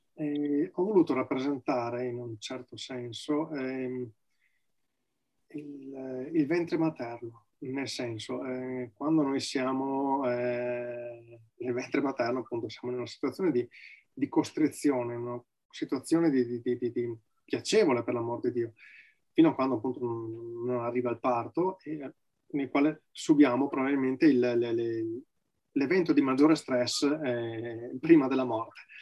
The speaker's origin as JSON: {"language": "Italian", "area": "Valpolicella, province of Verona", "region": "Veneto", "country": "Italy", "tie": "born or raised there", "said": "vivo nella provincia di Verona, eh, nella quale sono nato, in Valpolicella"}